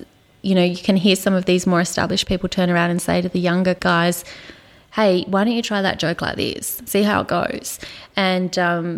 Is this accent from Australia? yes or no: yes; Queenstown, Tasmania, Australia; moved away as an adult; also born or lived in Hobart, Tasmania; now in Ballarat, Australia; I'm from Tasmania.